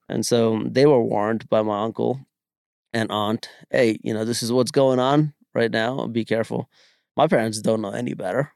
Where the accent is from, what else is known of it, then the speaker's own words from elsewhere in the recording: Bangalore, Karnataka, India; also born or lived in Kerala; now in United States; growing up in Bangalore, I learned to speak four different languages